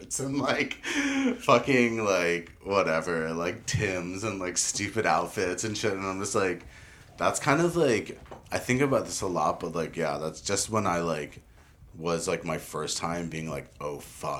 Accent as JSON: {"language": "English", "town": "Summit", "region": "New Jersey", "country": "United States", "tie": "born or raised there", "said": "Summit High School in New Jersey. I grew up in New Jersey"}